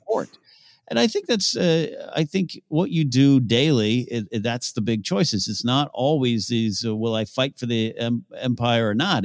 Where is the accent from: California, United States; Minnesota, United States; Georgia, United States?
California, United States; Pismo Beach; I grew up near Pismo Beach with sand dunes